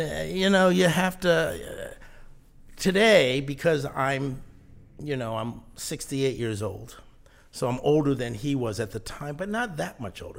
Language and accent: English; Mystic, Connecticut, United States; moved away as an adult; also born or lived in New Jersey / Rhode Island; I grew up in Mystic, Connecticut